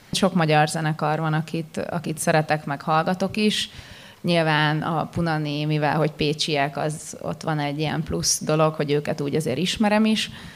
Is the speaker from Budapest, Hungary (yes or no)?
no; Pécs, Baranya, Hungary; én tényleg úgy nőttem fel, hogy kiskoromtól kezdve Pécsen